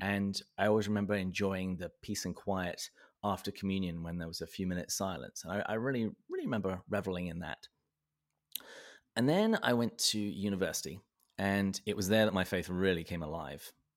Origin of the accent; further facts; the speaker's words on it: Berkshire, South East England, United Kingdom; I was born and raised in the south of England, um, in the county of Berkshire. And, uh, that's why my accent is the way that it is